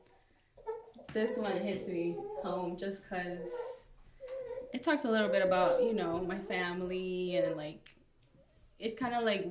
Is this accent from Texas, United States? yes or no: yes; Dallas, Texas, United States; also born or lived in Mexico City / Tijuana; I was raised in Dallas my entire life